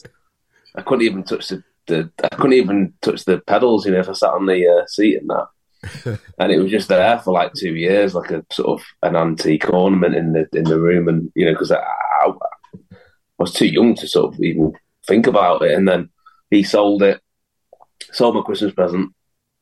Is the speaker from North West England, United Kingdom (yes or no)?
yes; Macclesfield, North West England, United Kingdom; I was from Mac, so we always used to rehearse in Mac